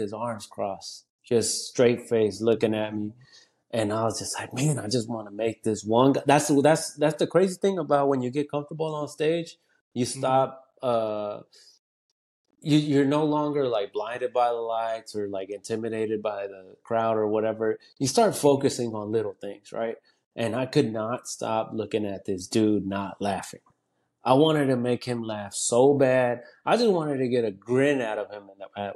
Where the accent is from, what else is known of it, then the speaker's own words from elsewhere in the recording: Conroe, Texas, United States; first language Spanish; English is a second language; moved away as an adult; also born or lived in Dallas, Texas / Willis, Texas; now in Austin, United States; I grew up in the Conroe area